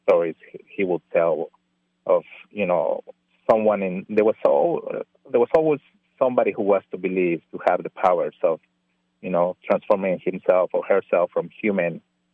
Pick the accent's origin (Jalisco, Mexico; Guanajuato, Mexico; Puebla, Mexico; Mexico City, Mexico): Puebla, Mexico; moved away; I grew up in Puebla